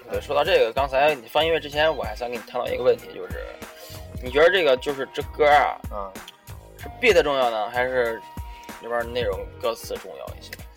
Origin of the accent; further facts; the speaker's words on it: Shandong, China; 我们是山东人